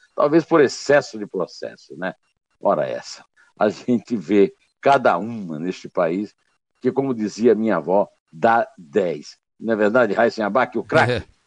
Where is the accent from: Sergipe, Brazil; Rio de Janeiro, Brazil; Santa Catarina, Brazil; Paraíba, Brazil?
Paraíba, Brazil; Campina Grande; sacudiu a minha adolescência em Campina Grande há 50 anos